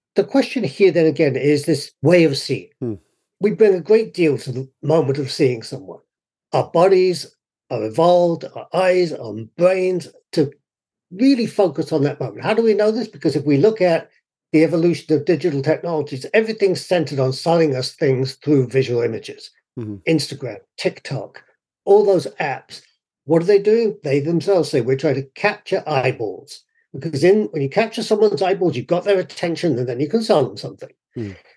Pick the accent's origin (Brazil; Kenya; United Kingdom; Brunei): United Kingdom; moved away as an adult; now in United States; My own personal experience when I grew up in the UK, I was certainly white, but I was not fully white because I was not properly English